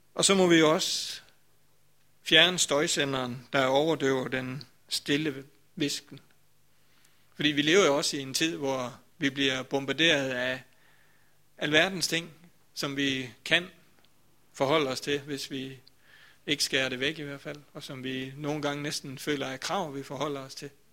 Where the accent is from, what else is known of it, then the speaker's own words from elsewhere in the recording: Grindsted, Southern Denmark, Denmark; dengang jeg sådan var, ja det ved jeg ikke, 15-20 år eller sådan noget, der kom jeg også i Vestermarkskirken